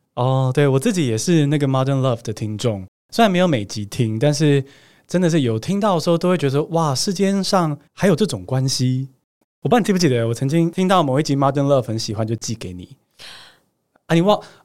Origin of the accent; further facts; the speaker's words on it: Taiwan; 我是台湾长大嘛